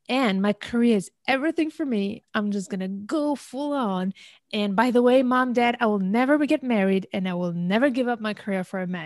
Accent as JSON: {"language": "English", "country": "Algeria", "also_born_or_lived": "India", "said": "I originally come from Algeria, I was born in India and raised in many countries, just to make it short, right?"}